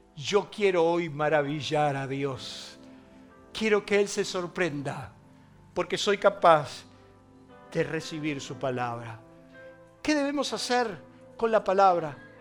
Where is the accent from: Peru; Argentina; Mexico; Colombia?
Argentina; ¿Cómo andamos los argentinos?